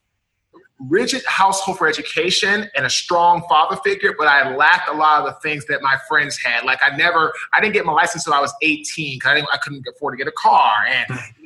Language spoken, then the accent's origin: English; Washington, District of Columbia, United States; I'm from Washington, D.C. We were raised by a single father